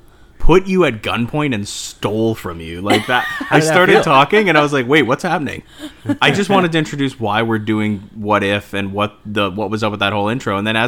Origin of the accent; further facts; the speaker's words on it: Canada; we're all Canadian